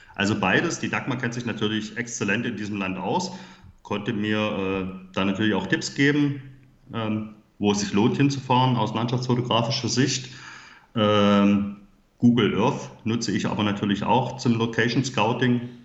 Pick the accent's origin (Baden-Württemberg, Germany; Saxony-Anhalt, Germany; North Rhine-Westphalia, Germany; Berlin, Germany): Saxony-Anhalt, Germany; Halle; Ich komme aus Halle Saale in Sachsen-Anhalt, wie man vielleicht meiner Sprache auch anhören kann.